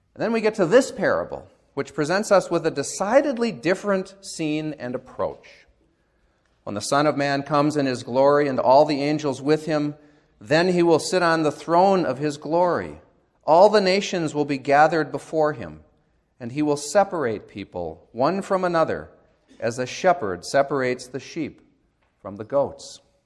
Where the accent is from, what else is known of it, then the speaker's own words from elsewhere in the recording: United States; as American Christians